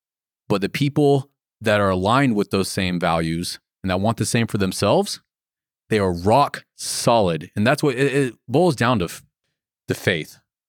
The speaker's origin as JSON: {"language": "English", "region": "Florida", "country": "United States", "tie": "born or raised there", "said": "The town that I grew up in Florida was just small town. I had 200 people in my entire high school."}